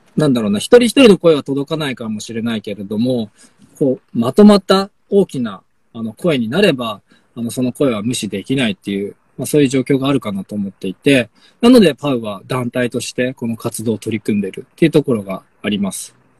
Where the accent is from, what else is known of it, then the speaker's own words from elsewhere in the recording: Sapporo, Hokkaido, Japan; moved away as an adult; now in Omachi, Japan; 札幌生まれで札幌で育って